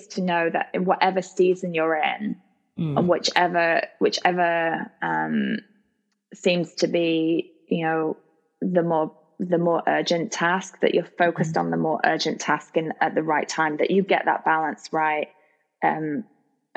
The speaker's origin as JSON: {"language": "English", "country": "United States", "said": "as an American"}